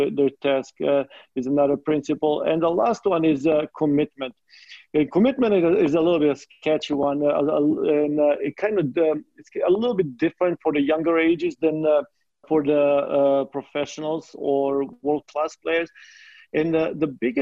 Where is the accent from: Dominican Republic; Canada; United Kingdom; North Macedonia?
North Macedonia; moved away as an adult; also born or lived in Midwest, United States; now in United States; even though I'm coming from Macedonia, I consider myself a Midwestern. Being here for 20 years